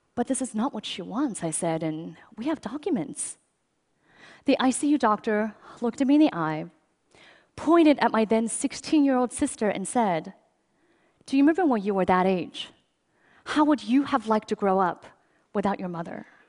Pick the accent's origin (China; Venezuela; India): China; now in United States; I grew up in China